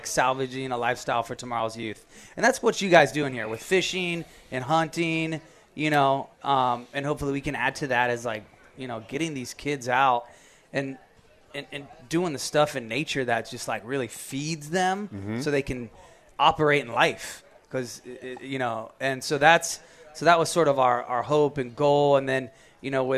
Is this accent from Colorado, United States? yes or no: no; Florida, United States; we grew up in Florida